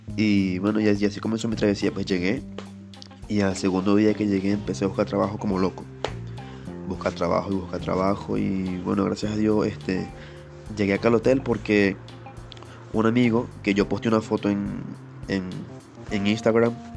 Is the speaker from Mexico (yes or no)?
no; Venezuela; moved away as an adult; now in Peru; yo soy venezolano este, y me mudé acá a Perú en 2018